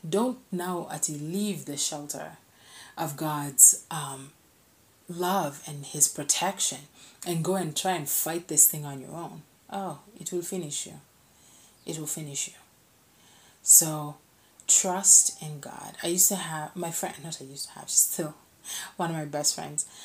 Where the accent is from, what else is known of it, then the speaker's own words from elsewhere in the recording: Kenya; I'm a Kenyan.